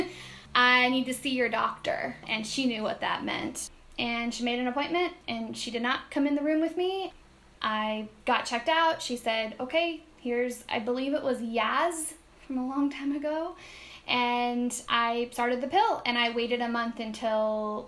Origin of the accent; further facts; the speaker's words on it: Redmond, Washington, United States; moved away as an adult; also born or lived in Seattle; now in Puerto Rico; I grew up in Redmond, which is where Microsoft was kind of born and started